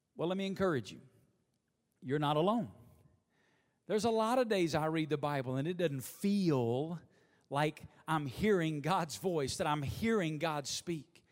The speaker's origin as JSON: {"language": "English", "region": "Alabama", "country": "United States", "tie": "born or raised there", "moved": "yes", "lives_now": "Las Vegas, United States", "said": "growing up in Alabama"}